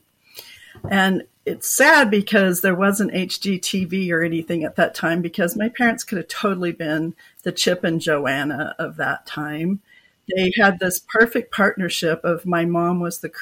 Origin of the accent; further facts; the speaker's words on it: Oregon, United States; moved away as an adult; now in Utah, United States; I grew up in Oregon